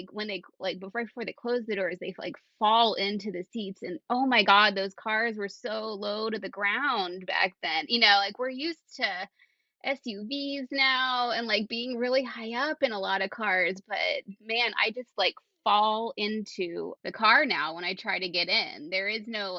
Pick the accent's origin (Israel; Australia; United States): United States; Central Pennsylvania; when I got to Central Pennsylvania